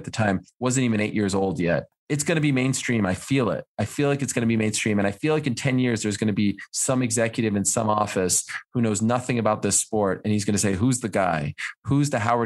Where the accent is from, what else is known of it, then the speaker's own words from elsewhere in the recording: Montreal, Quebec, Canada; moved away as an adult; also born or lived in Syracuse; where I grew up, I grew up in Montreal